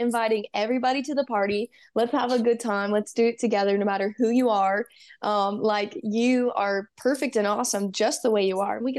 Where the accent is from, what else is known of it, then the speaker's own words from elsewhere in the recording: Texas, United States; I grew up in Texas, like most of it. I was born and raised, you know, and I moved to Georgia for a year.